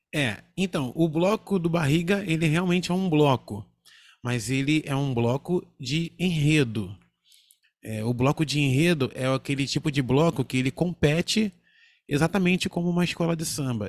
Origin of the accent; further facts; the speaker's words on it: Rio de Janeiro, Brazil; lá em Cordovil, o lugar onde eu nasci e fui criado.